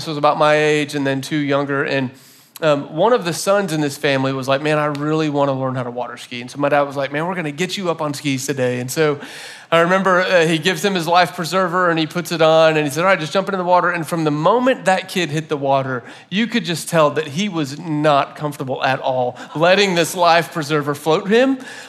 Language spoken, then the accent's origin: English; Florida, United States; my parents got a boat when I was in like second grade, and so I grew up in Florida